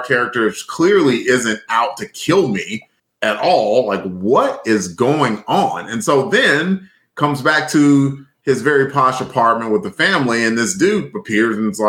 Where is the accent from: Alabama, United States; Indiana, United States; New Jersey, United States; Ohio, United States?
Alabama, United States; I'm from Alabama